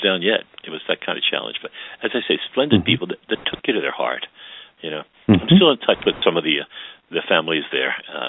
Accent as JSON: {"language": "English", "town": "Baltimore", "region": "Maryland", "country": "United States", "tie": "born or raised there", "said": "I grew up in West Baltimore along Evanston Avenue. Until I was four, I lived close to St. Bernardine's Church, and then we moved down in 1950 to two blocks past St. William's Church. So I was always on the West End"}